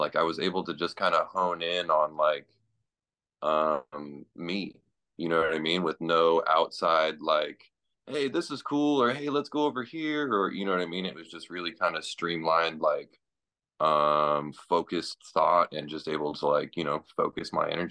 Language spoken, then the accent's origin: English; Indio, California, United States; now in Vista, United States; I grew up in Indio, a desert